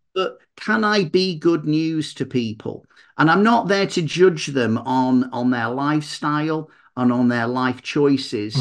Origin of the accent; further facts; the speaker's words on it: Manchester, North West England, United Kingdom; I'm from Manchester, so it's Mancunian motivation